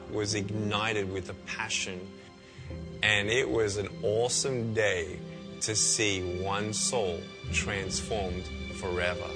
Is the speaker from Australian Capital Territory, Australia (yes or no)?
no; Melbourne, Victoria, Australia; I was born in Melbourne, Australia, 1982